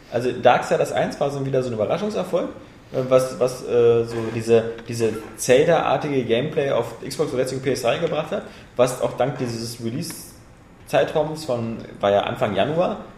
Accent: Bavaria, Germany; Weil ich komme aus Bayern und da sind Volksfeste und Bier ohne Ende gibt es auch bei euch.

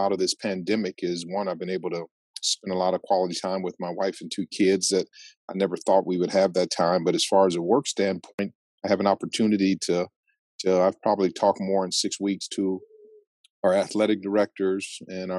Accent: Phoenix, Arizona, United States; also born or lived in Tempe, Arizona; I was born and raised in South Phoenix

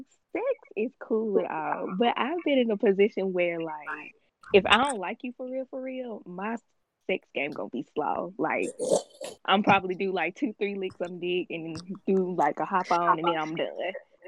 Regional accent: Montgomery, Alabama, United States; And I am from Montgomery, Alabama.

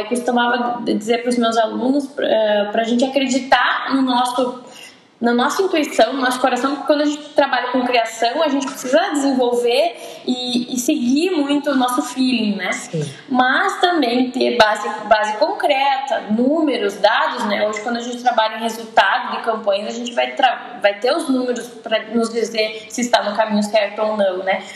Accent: Santa Rosa, Rio Grande do Sul, Brazil; also born or lived in Santa Maria; eu nasci em Santa Rosa e fui cursar Publicidade e Propaganda na Universidade

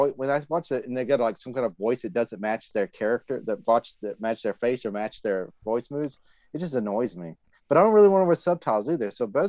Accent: United States; I'm American.

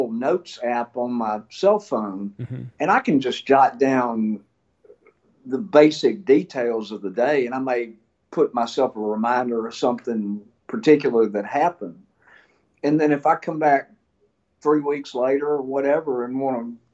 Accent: Memphis, Tennessee, United States; moved away as an adult; also born or lived in Northwest Mississippi; now in Mississippi, United States; I grew up in Memphis till I was 18

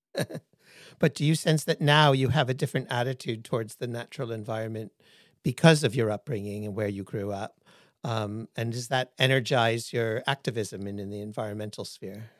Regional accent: Hawaii, United States; moved away; I was born in Hawaii

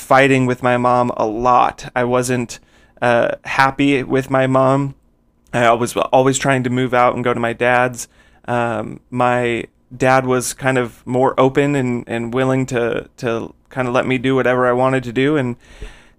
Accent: Phoenix, Arizona, United States; I was born in Phoenix, Arizona, and I still live in Arizona now

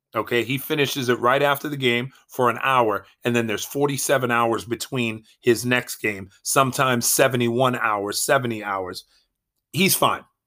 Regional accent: Boston, Massachusetts, United States; I am from Boston

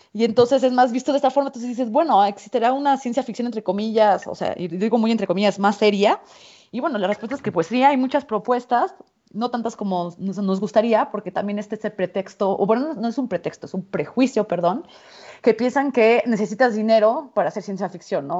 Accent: Mexico; soy mexicana

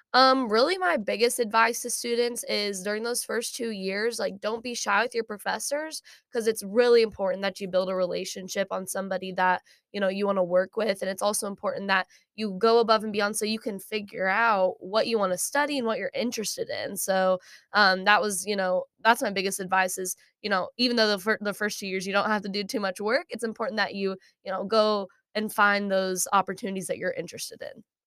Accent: Shawnee, Kansas, United States; moved away as an adult; now in Fayetteville, United States; I'm from Shawnee, Kansas

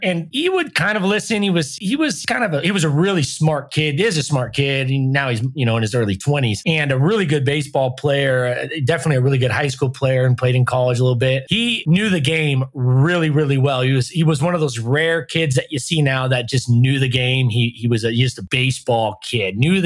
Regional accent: Southern California, United States; I grew up in Southern California

